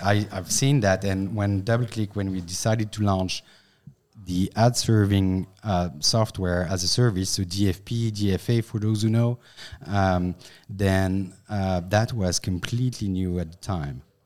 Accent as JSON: {"language": "English", "country": "France", "accent": "French", "second_language": "English", "said": "I'm a French guy, so sorry for my accent"}